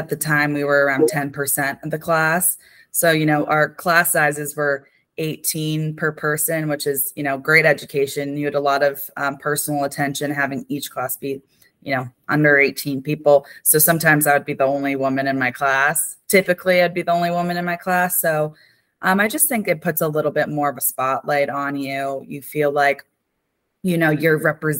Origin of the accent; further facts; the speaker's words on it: New Jersey, United States; I lived 30 minutes from West Point. I'm from New Jersey